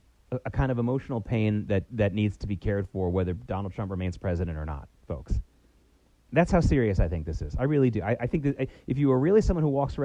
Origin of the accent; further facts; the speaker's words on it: the South, United States; moved away; I grew up in the South for most of my childhood